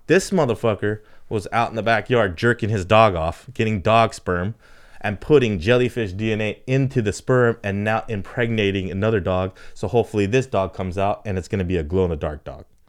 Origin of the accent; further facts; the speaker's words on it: California, United States; we come from Cali